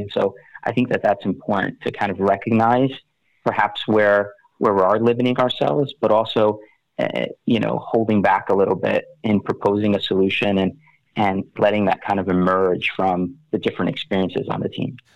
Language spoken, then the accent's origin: English; West Orange, New Jersey, United States; I'm from West Orange, New Jersey.